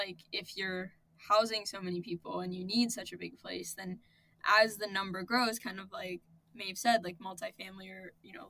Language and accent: English; Columbus, Ohio, United States; moved away as an adult; now in New York, United States; because Columbus is my hometown